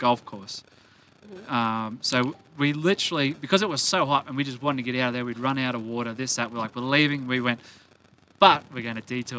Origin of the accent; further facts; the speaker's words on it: Australia; we're from Australia.